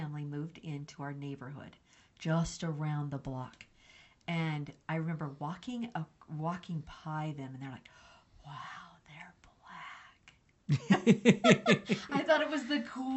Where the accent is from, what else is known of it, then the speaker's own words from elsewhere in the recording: New Mexico, United States; I grew up in New Mexico